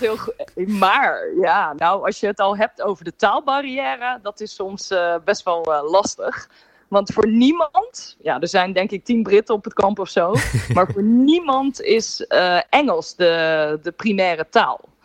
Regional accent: Netherlands

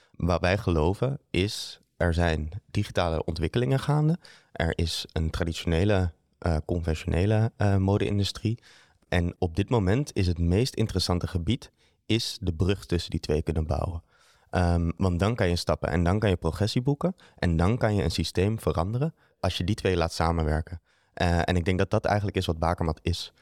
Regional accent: Netherlands; moved away as an adult; also born or lived in Amsterdam, Netherlands; now in Antwerp, Belgium; Ik ben oorspronkelijk van Nederland

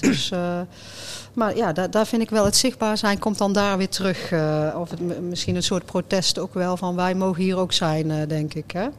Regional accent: North Brabant, Netherlands; wij kunnen in ieder geval als Brabanders

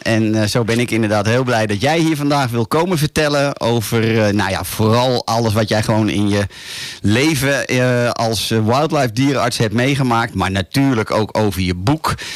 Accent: Laren, North Holland, Netherlands; Hier vanuit de studio in het altijd mooie Laren, Noord-Holland. Mijn geboortedorp

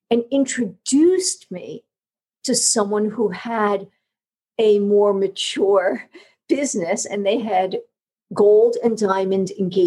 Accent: New York, United States; accent: New York; now in Georgia, United States; my New York accent, you know, being from the North

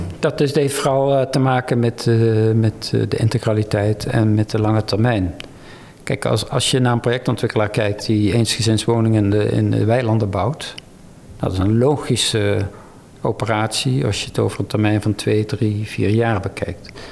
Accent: North Brabant, Netherlands; ik kom uit Brabant

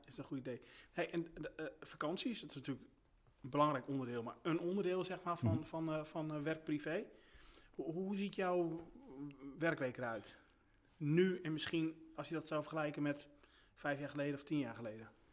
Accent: Groningen, Netherlands; moved away as an adult; now in Friesland, Netherlands; ik kom zelfs uit Groningen en, ehm, daar woonde ik toen ook.

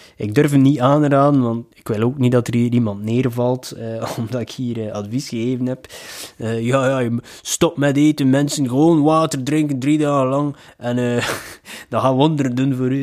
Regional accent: Ostend, Flanders, Belgium; ik ben van Oostende, van de zee

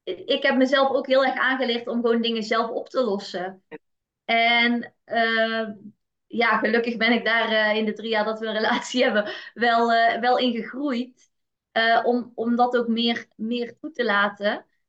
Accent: North Brabant, Netherlands; ik kom uit Brabant en daar was wel echt de instelling. En zeker vanuit familie. Ik ben geboren in een eh, heel nuchter Brabants gezin

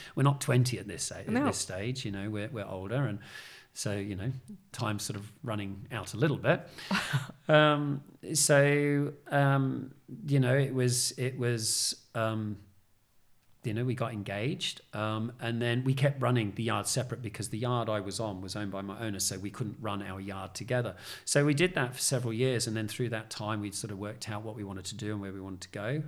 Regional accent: Australia; moved away as an adult; now in United Kingdom; growing up in Australia, you know, where I was, a sort of country town

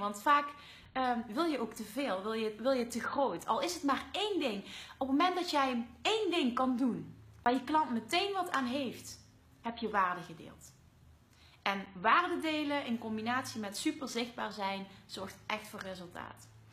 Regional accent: Limburg, Netherlands; accent: Limburgs; mijn Limburgse accent.

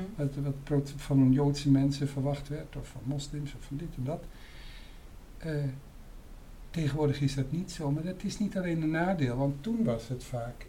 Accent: Amsterdam, North Holland, Netherlands; mij als Amsterdammer

